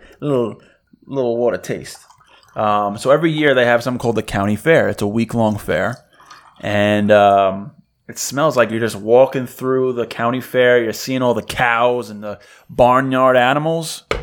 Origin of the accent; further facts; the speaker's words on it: New York, United States; I'm from New York